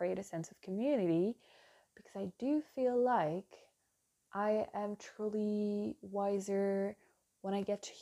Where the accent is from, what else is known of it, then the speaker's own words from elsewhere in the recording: France; English is a second language; It's the French in me